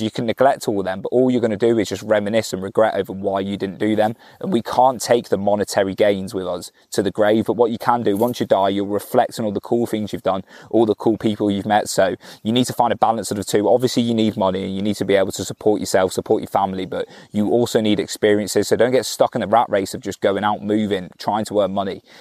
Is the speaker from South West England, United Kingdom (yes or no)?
yes; Cornwall, South West England, United Kingdom; I'm from Cornwall